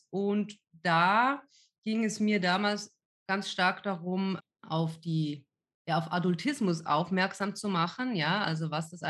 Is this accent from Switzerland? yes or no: yes; Switzerland; ich komme ja ursprünglich aus der Schweiz, ja, ähm, weil das damals vor allem auch bei uns auf dem Land so ein mega neues Thema war